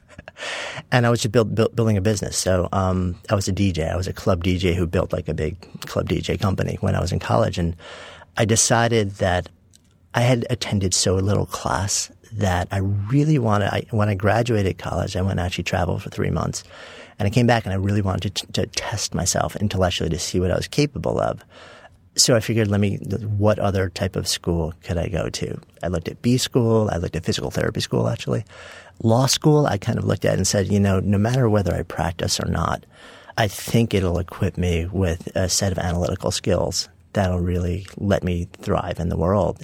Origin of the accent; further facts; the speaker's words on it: Port Washington, New York, United States; I grew up in a suburb of, uh, New York City, Port Washington, also known as East Egg from the Great